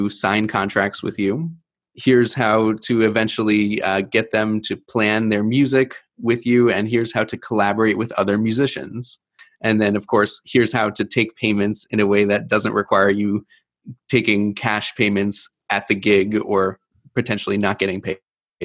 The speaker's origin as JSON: {"language": "English", "region": "East Coast", "country": "United States", "tie": "born or raised there", "moved": "as an adult", "lives_now": "Milwaukee, United States", "said": "I was born and raised on the East Coast, took me into the Midwest."}